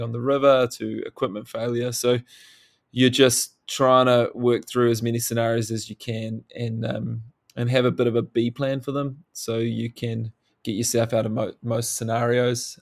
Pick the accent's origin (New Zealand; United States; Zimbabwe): New Zealand; growing up in New Zealand, it's uh, it's really hard not to be thrown into the outdoors at a young age